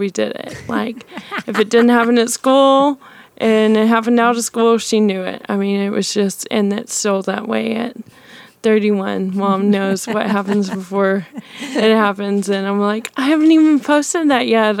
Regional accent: Hico, Texas, United States; I grew up in the booming metropolis of Hyco, Texas

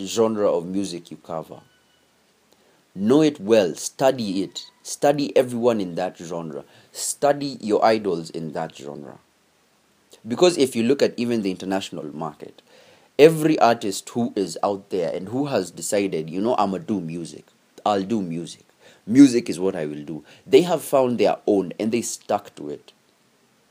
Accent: Kenya; as Kenyan artists

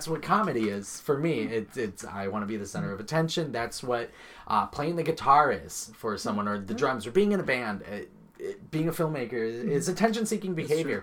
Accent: Chicago, Illinois, United States; moved away; I'm from Chicago

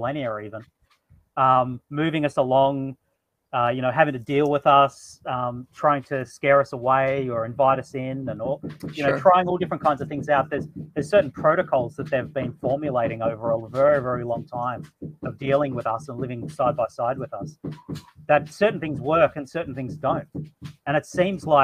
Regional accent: Australia; I am Australian

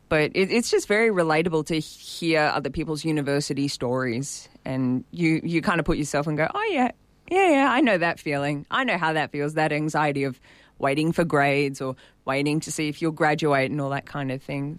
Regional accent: Sydney, New South Wales, Australia; I grew up in Warunga, and I'm still there

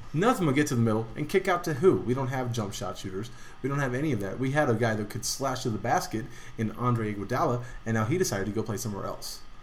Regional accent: Denver, Colorado, United States; We're from Denver

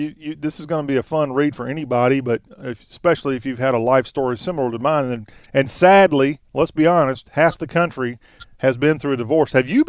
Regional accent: South Carolina, United States; Well, I'm from South Carolina.

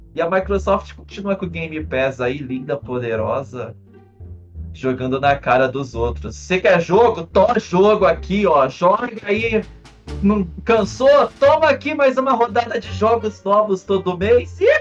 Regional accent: Brazil; a gente é brasileiro

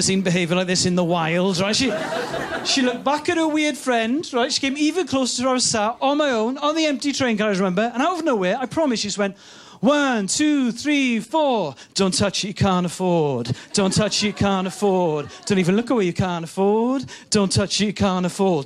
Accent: Wales, United Kingdom; I'm from Wales

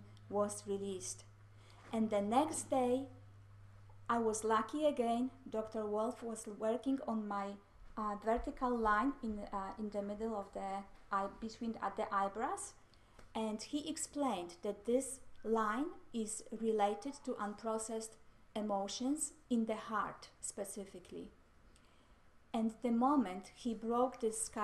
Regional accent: Mississauga, Ontario, Canada; I am from Mississauga, Ontario, Canada

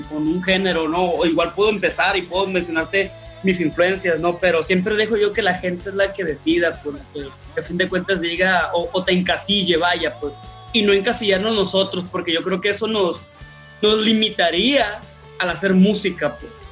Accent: northern Mexico, Mexico; pues nosotros somos norteños queriendo hacer rock, pues.

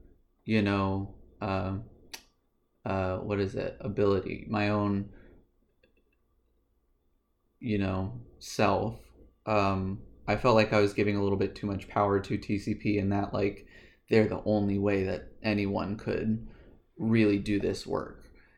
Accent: Virginia, United States; grew up in Virginia. We grew up in like similar households, and similar beliefs and ideas.

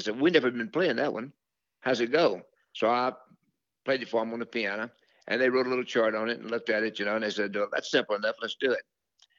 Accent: Louisiana, United States; But we grew up together in Louisiana together, me and Jimmy and Jerry.

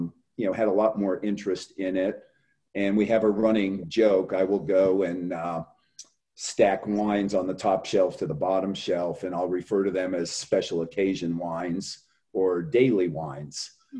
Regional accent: New England, United States; moved away as an adult; also born or lived in Washington, D.C.; growing up in New England

